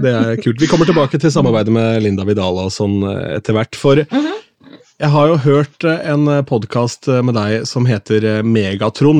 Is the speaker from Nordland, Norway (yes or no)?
no; Askim, Østfold, Norway; also born or lived in Sarpsborg; jeg er jo fra Askim, men er født i Sarpsborg